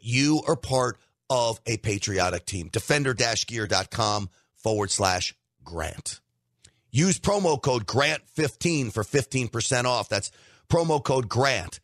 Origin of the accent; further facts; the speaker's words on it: Scarsdale, New York, United States; I grew up in Scarsdale, New York